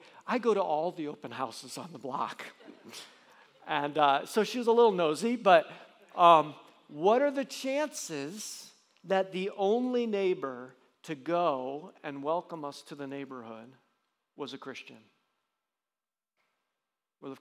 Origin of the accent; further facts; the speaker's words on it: Johnson City, New York, United States; I grew up in Johnson City, New York.